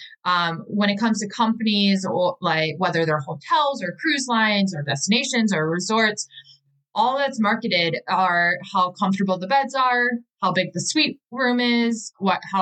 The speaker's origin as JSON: {"language": "English", "town": "Milwaukee", "region": "Wisconsin", "country": "United States", "said": "I'm from Milwaukee, Wisconsin"}